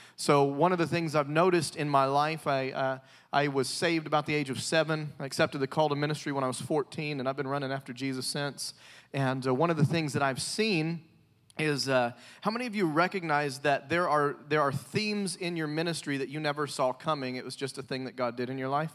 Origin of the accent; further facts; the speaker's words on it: the South, United States; I'm from the South